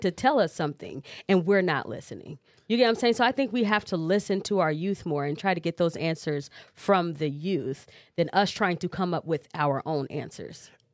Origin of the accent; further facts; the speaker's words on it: Cedar Rapids, Iowa, United States; also born or lived in Chicago; I am a Cedar Rapidian, so I'm from Cedar Rapids. I was born in Chicago, moved here when I was five